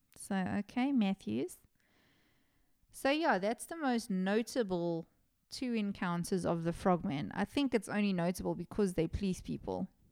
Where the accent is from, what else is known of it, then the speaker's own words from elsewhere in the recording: Johannesburg, Gauteng, South Africa; I'm from Johannesburg.